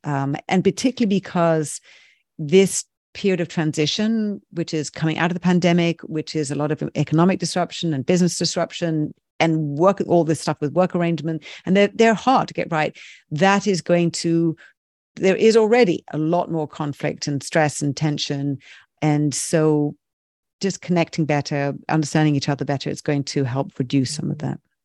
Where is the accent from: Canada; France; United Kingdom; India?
United Kingdom; I'm very British